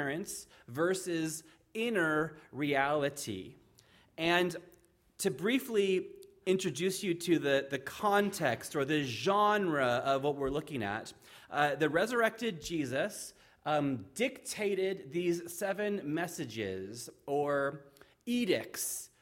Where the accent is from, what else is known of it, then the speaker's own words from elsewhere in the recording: Fallbrook, California, United States; moved away as an adult; now in Ireland; She and I were both born and raised in Fallbrook